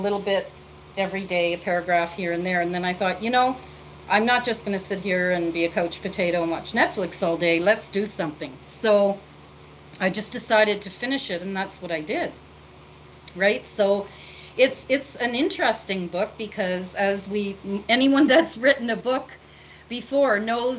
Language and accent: English; Canada; as a Canadian